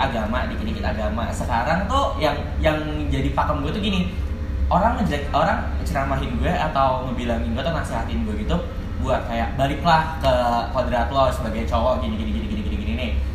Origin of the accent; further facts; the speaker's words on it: Jakarta, Indonesia; gue asli Jakarta mm. born and raised di Jakarta